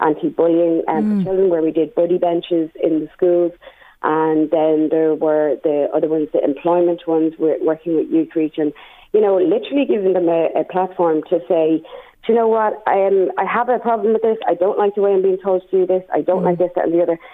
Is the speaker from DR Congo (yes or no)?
no; Drogheda, Leinster, Ireland; I'm from Drogheda